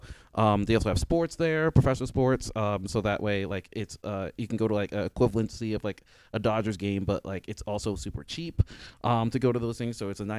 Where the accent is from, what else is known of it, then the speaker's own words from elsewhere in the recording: Indiana, United States; Like, I'm from Indiana. Like, I like nature on certain levels.